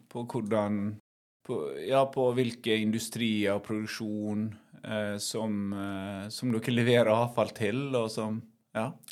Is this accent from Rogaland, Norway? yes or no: yes; Haugesund, Rogaland, Norway; moved away as an adult; also born or lived in Bergen; now in Vikebygd, Norway; Jeg er fra Haugesund opprinnelig.